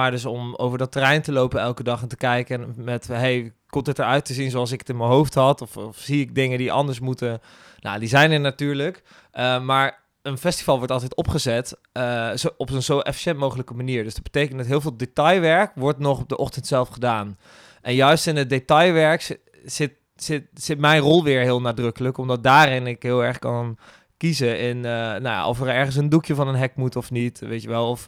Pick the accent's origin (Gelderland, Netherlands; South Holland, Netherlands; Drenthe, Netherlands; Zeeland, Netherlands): Gelderland, Netherlands; Gendt; moved away as an adult; now in Rotterdam, Netherlands; ik kom zelf uit Gent. Hier een klein dorpje